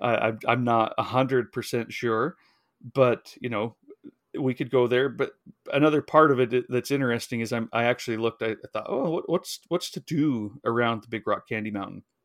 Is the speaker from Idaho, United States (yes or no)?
yes; Idaho, United States; I grew up in Idaho